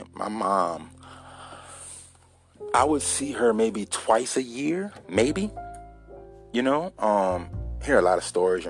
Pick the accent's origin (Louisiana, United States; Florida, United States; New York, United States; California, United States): Louisiana, United States; Baton Rouge; also born or lived in Donaldsonville, Louisiana; I was born in Baton Rouge, East Baton Rouge, Louisiana